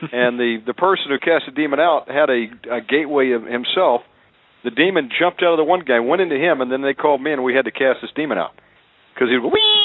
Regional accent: Deep South, United States; I was born in the Deep South. You know, I would call myself a redneck. you know, we were raised on bacon, pork chops, ham

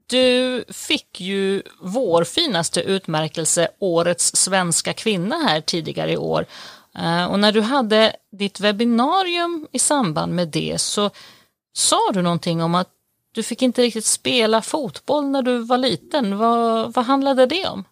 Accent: Sweden; now in Italy; som prästbarn ute på landet norr om Stockholm så växte jag

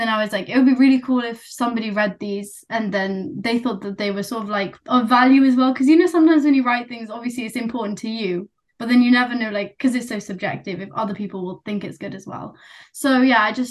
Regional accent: United Kingdom; accent: British; first language Nepali; So me and my sister, we were both born here. You can probably tell from my accent, we're completely British Nepali

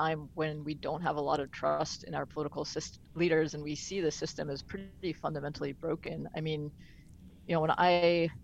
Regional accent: outside of Baltimore, Maryland, United States; moved away as an adult; now in West Virginia, United States; I grew up outside of Baltimore.

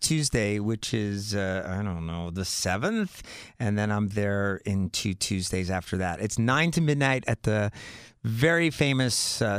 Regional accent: Miami Beach, Florida, United States; I got to stick to my hometown where I grew up. So I really want to make it Miami Beach, Florida.

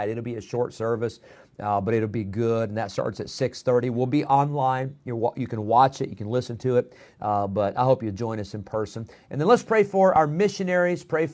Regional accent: Midwest, United States; moved away as an adult; now in Roanoke Rapids, United States; my wife and I, we grew up in the Midwest.

